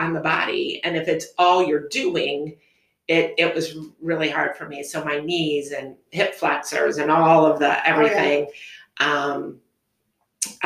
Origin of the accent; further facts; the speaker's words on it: Schaumburg, Illinois, United States; moved away as an adult; also born or lived in Anderson, Indiana; now in Fort Wayne, United States; I grew up in the Chicagoland area. I grew up in Schaumburg